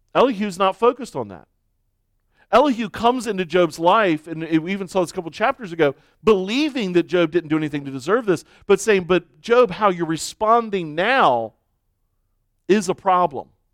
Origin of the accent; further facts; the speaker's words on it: United States; as American Christians